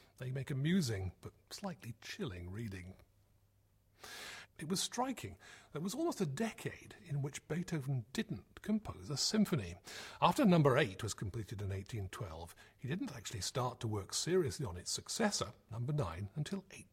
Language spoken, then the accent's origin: English; United Kingdom; as British listeners